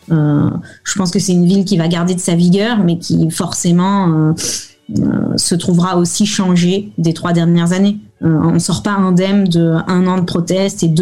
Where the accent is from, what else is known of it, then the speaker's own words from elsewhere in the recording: France; Alors, mon mari est italien, moi je suis française, et on s'est rencontrés euh, à Hong Kong lorsque je venais de Shanghai faire mon visa de travail.